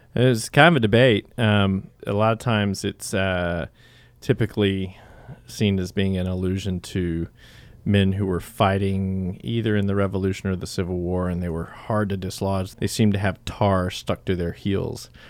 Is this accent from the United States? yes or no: yes; Salisbury, North Carolina, United States; also born or lived in Charlotte, North Carolina; I grew up in Salisbury, North Carolina